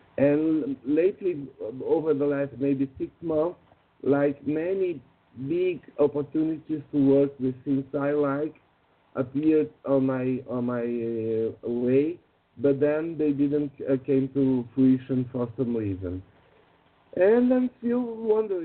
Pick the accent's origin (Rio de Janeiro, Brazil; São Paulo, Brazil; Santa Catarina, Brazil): São Paulo, Brazil; from São Paulo, Brazil